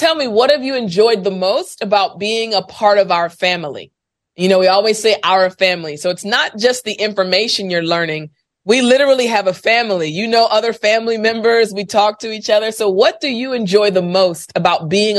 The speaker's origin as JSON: {"language": "English", "country": "United States", "first_language": "English", "said": "I'm American. I speak English."}